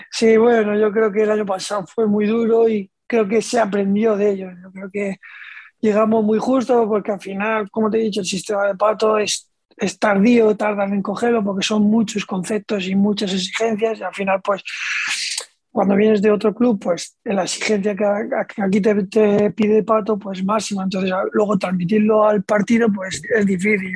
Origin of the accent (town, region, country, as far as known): Region of Murcia, Spain; moved away as an adult; now in Tudela, Spain